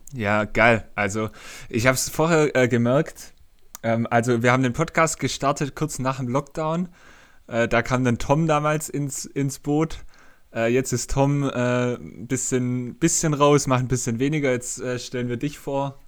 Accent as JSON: {"language": "German", "area": "Swabia", "region": "Baden-Württemberg", "country": "Germany", "accent": "Swabian", "said": "ich als Schwabe"}